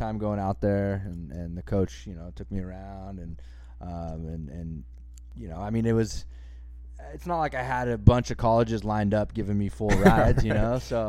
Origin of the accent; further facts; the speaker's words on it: Santa Cruz, California, United States; moved away as an adult; also born or lived in Oklahoma; I grew up in Santa Cruz. I was born and raised in Santa Cruz, California.